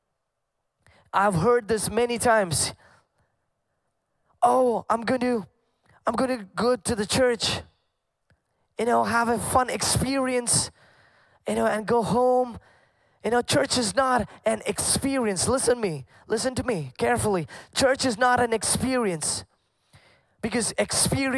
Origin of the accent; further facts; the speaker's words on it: Kuwait; moved away; I grew up in Kuwait, and growing up, I grew up in a Pentecostal family